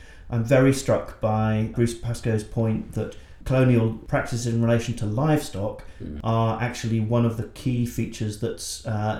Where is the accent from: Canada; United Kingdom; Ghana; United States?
United Kingdom; England; arrive as a English man in Brisbane